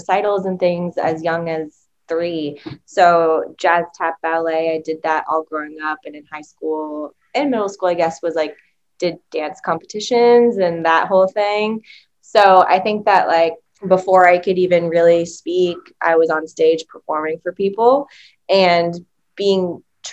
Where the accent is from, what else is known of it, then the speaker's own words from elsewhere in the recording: northern New England, United States; moved away as an adult; now in Los Angeles, United States; I'm from northern New England